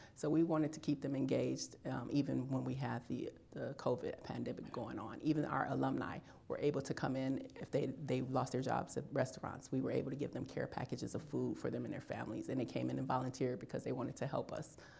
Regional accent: Illinois, United States; moved away as an adult; I am from Illinois. I decided to stay here after I was released.

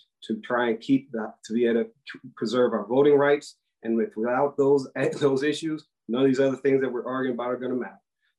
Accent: Shaker Heights, Ohio, United States; I'm from Shaker Heights, Ohio

